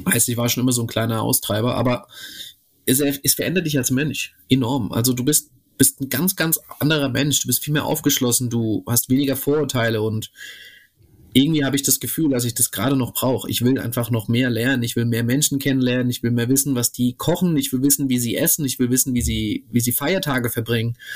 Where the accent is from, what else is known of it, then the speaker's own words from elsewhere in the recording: Romania; ich komme eigentlich aus Rumänien und da haben wir das so gemacht